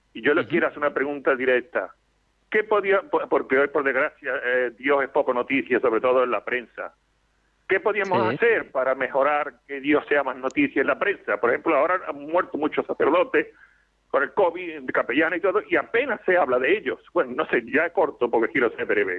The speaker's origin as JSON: {"language": "Spanish", "country": "Spain", "said": "hablo España porque soy española"}